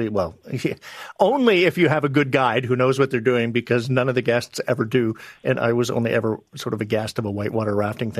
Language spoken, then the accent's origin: English; Kamloops, British Columbia, Canada; I grew up in BC in Kamloops